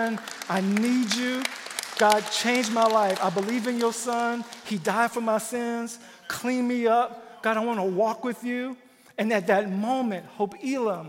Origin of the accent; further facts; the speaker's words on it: Louisiana, United States; I'm from Louisiana